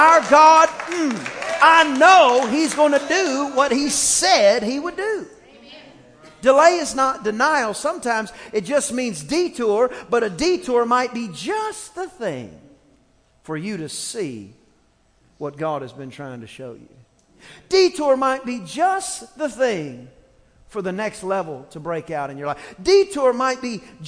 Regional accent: East Texas, United States; I grew up in East Texas, and there were two types of music in East Texas.

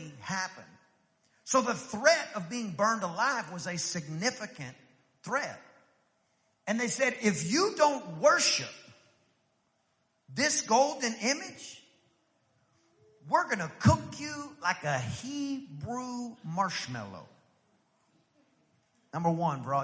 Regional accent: East Texas, United States; I'm from East Texas. In East Texas, we ate meat and potatoes

